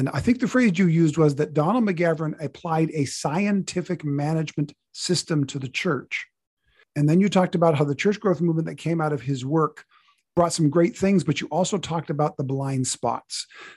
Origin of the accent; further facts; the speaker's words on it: Canada; now in California, United States; I live in California. I was raised in Canada